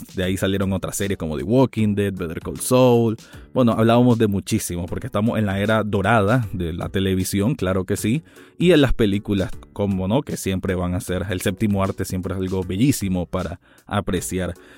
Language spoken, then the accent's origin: Spanish; Nicaragua; mi país natal, que es Nicaragua